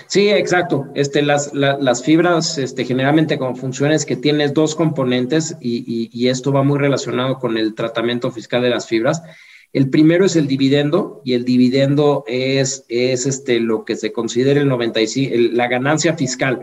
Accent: Mexico; como mexicano, la situación en la que vivimos

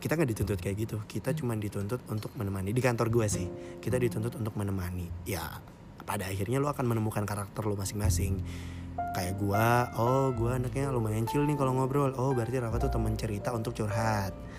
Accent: Makassar, South Sulawesi, Indonesia; moved away as an adult; gue dulu di kota asal gue Makassar berarti gue perantau

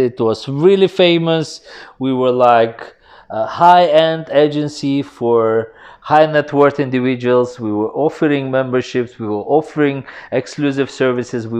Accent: Uzbekistan; moved away as an adult; now in Dubai, United Arab Emirates; I'm from Uzbekistan and I came to Dubai in 2004.

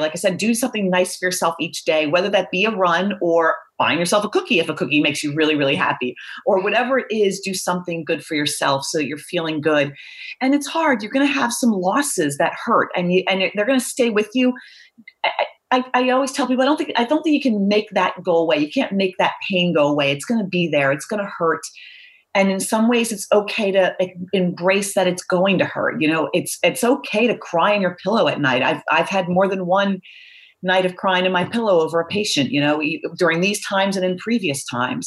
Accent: Philadelphia, Pennsylvania, United States; moved away as an adult; also born or lived in Baltimore / Northeast US; I grew up pretty much in the suburbs of Philadelphia most of my life

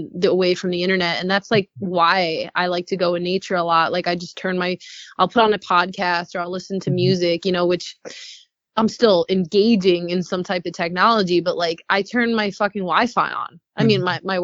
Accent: North Shore, Long Island, New York, United States; moved away as an adult; now in California, United States; I grew up in the North Shore on Long Island, where there's a lot of trees and beaches and forests

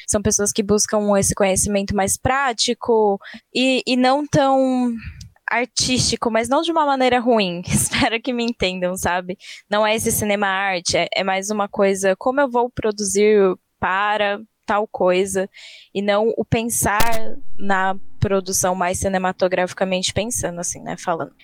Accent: Campo Limpo Paulista, São Paulo, Brazil; eu vim do interior de São Paulo. Não tão interior assim, tipo Campo Limpo Paulista, fica logo ali.

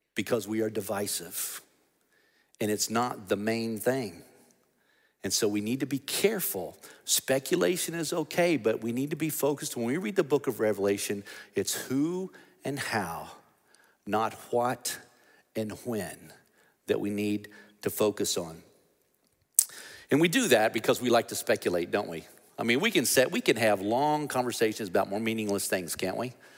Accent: United States; we, as American Christians

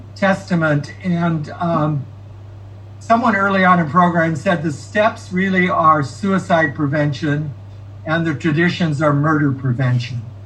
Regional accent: Fresno, California, United States; I grew up in Fresno.

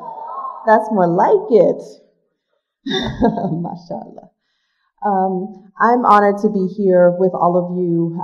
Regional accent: New York City, New York, United States; I grew up in Brooklyn, New York, in Marcus Garvey Projects, one of seven children

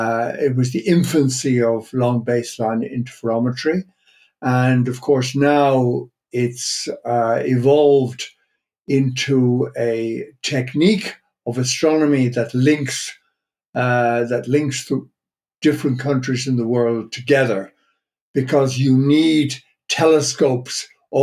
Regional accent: Ireland; moved away as an adult; also born or lived in Dublin / Jodrell Bank, England; now in Netherlands; I was born and brought up in Ireland.

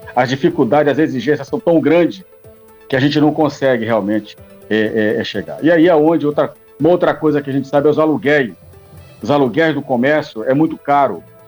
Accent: Brazil; como somos brasileiros

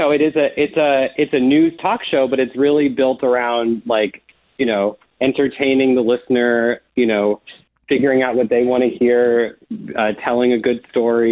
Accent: Phoenix, Arizona, United States; moved away as an adult; I grew up in the Valley, born and raised

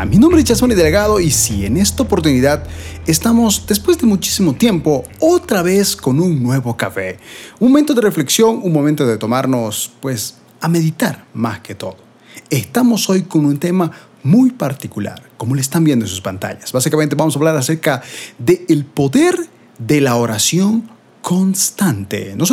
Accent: Bolivia; aquí en mi país de Bolivia estamos entrando en invierno

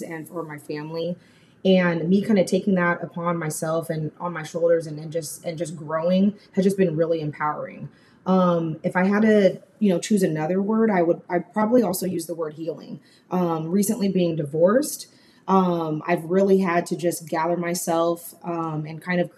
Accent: Sacramento, California, United States; moved away as an adult; now in Dallas, United States; I'm originally from Sacramento, California, but I moved to the Dallas area in November

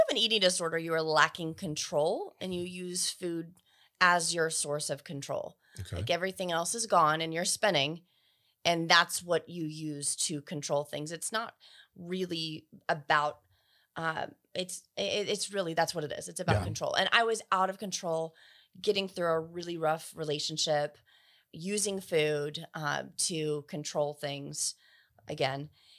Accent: Burke, Virginia, United States; moved back to my hometown. I'm from Fairfax County, Virginia. Mm-hmm. It's actually called Burke, is the town.

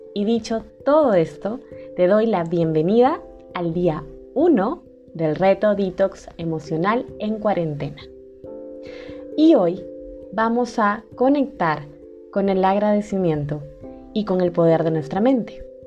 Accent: Peru; en mi país, Perú

